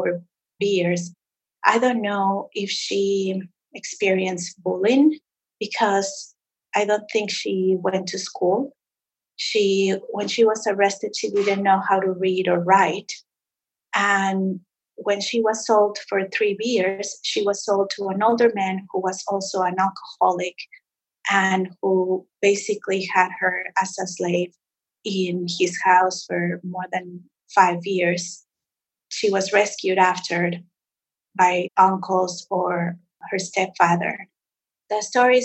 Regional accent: Mexico City, Mexico; moved away; also born or lived in Montreal; I grew up in Mexico City

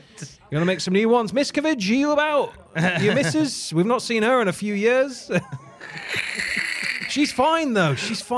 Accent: Florida, United States; I'm from Florida.

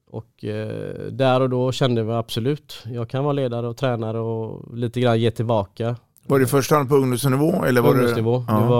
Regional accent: Gothenburg, Västra Götaland, Sweden; Ja men hemma i Göteborg

